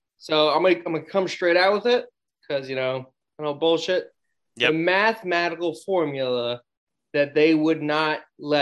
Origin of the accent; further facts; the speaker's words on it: New York City, New York, United States; I'm from Brooklyn.